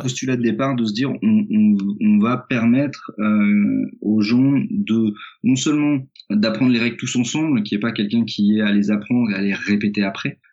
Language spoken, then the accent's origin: French; Auxerre, Bourgogne-Franche-Comté, France; moved away; also born or lived in Lyon / Nancy; j'ai grandi, j'ai à Auxerre